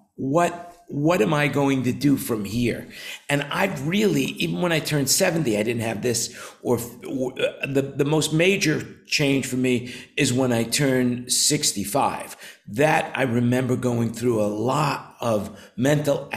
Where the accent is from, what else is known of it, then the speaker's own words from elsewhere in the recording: New York, United States; now in Thailand; I grew up in New York